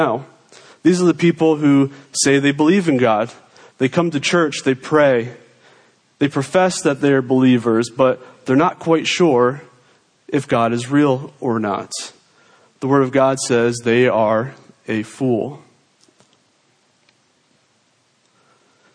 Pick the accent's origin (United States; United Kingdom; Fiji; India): United States; New York; I am a New Yorker.